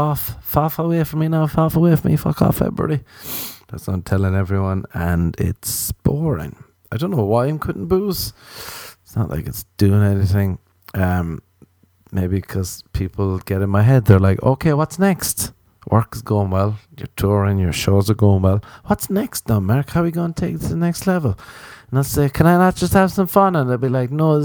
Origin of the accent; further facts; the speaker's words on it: Ireland; I'm an Irish man